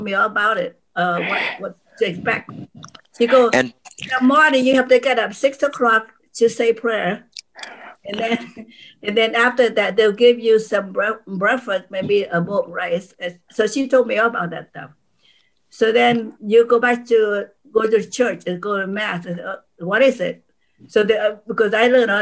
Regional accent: Vietnam; English is a second language; also born or lived in North Vietnam / South Vietnam; now in United States; we came from North Vietnam to South Vietnam

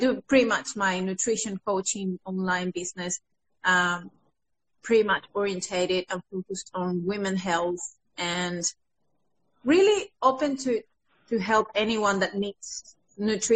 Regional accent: Venezuela; English is a second language; moved away as an adult; now in Australia; So I came from Venezuela 6 years ago. Once I graduated as a dietitian back home

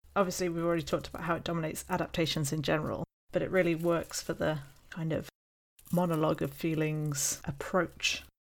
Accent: United Kingdom; being British

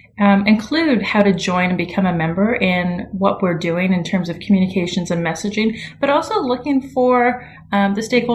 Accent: Ottawa, Ontario, Canada; moved away as an adult; now in Savannah, United States; I'm from the capital, Ottawa

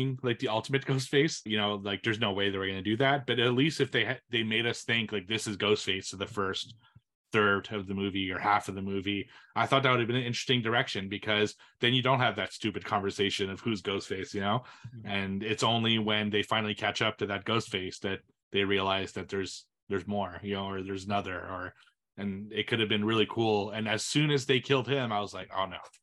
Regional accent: Montreal, Quebec, Canada; Montreal, my hometown.

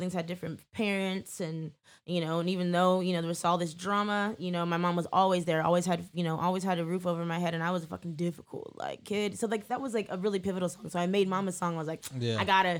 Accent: Petaluma, California, United States; I was a black girl. I grew up in Petaluma with a bunch of white folks.

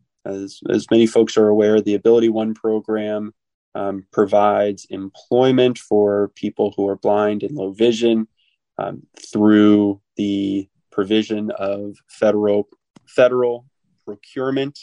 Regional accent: Annapolis, Maryland, United States; where I grew up in Annapolis, Maryland

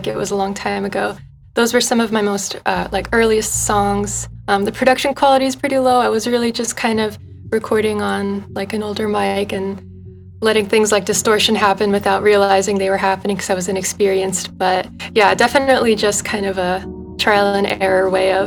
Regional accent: the Poconos, Pennsylvania, United States; moved away; I grew up in the Poconos, Pennsylvania, and I'm back here now ever since the pandemic

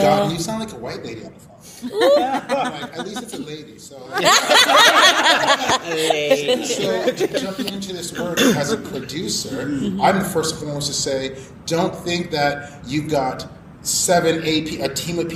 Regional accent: Mississauga, Ontario, Canada; I grew up in white suburb. I'm from Mississauga suburbs.

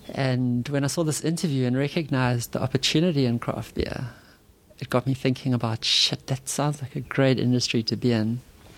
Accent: Durban, KwaZulu-Natal, South Africa; also born or lived in Umhlanga

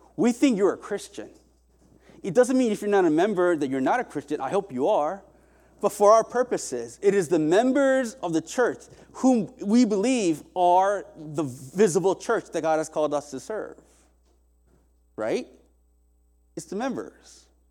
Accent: South Korea; moved away; also born or lived in Indiana, United States; I was raised in Korea in, by way of Indiana to here

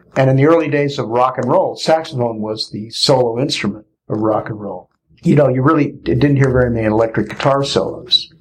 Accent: St. Louis, Missouri, United States; when I was growing up in St. Louis, they used to have these dances right around where I grew up

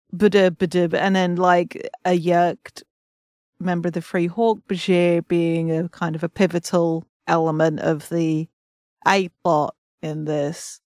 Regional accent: England, United Kingdom; as an English person

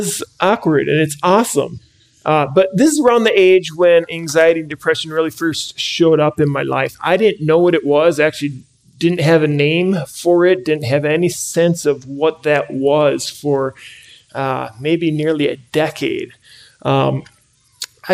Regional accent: Andover, Minnesota, United States; I grew up in the Twin Cities, grew up locally up in Andover

